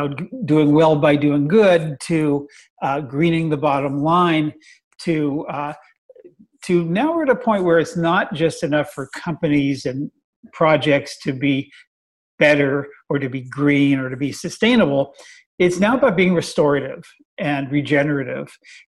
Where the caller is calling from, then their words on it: Oakland, California, United States; I'm zooming in from home in beautiful Oakland, California.